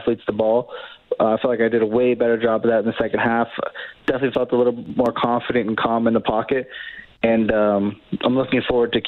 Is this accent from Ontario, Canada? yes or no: yes; Niagara area, Southern Ontario, Canada; born or raised there; moved away as an adult; now in Edmonton, Canada